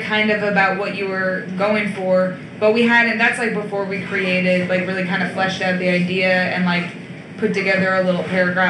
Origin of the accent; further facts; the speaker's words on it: around Albany, upstate New York, United States; I'm from upstate New York around Albany.